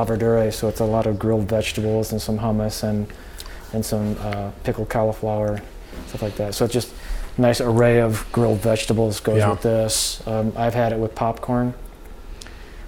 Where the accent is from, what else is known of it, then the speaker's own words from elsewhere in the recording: Michigan, United States; I'm from Michigan